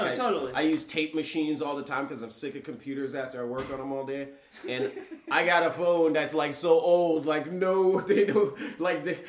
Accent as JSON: {"language": "English", "region": "South Florida", "country": "United States", "tie": "born or raised there", "said": "I grew up in South Florida"}